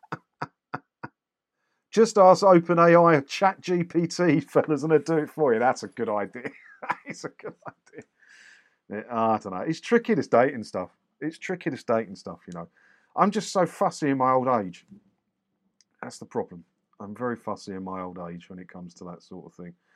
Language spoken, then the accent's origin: English; Clacton-on-Sea, East of England, United Kingdom; I grew up in Clacton